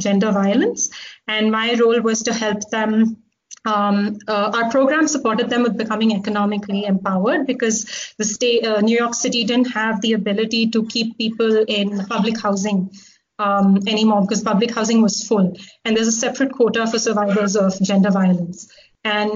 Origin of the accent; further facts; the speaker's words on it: Delhi, India; moved away as an adult; also born or lived in Hong Kong; So I actually grew up in Delhi. I did my undergrad in Hong Kong and I spent a lot of time in Hong Kong growing up because my dad was there.